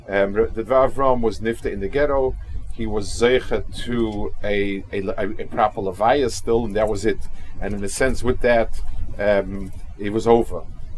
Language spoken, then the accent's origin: English; Kaunas, Kaunas County, Lithuania; I hope I'm not disappointing the people that are focusing a lot on my hometown